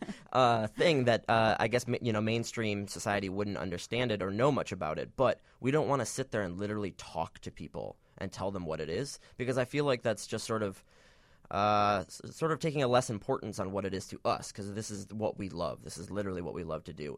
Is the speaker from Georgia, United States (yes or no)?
no; Michigan, United States; now in Chicago, United States; originally from Michigan.